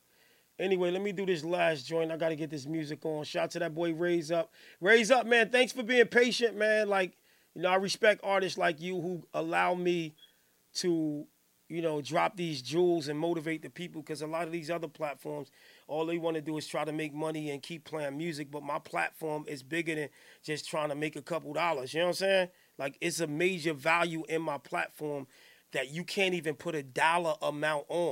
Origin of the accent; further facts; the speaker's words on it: Newark, New Jersey, United States; I'm from Johnson Ave.